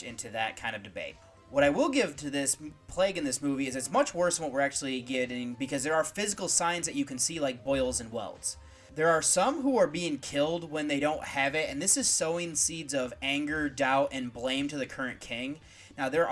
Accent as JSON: {"language": "English", "country": "United States", "said": "As an American citizen"}